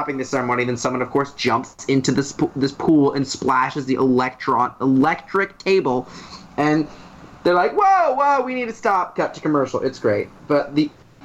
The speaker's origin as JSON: {"language": "English", "region": "Florida", "country": "United States", "tie": "born or raised there", "said": "I grew up in Florida."}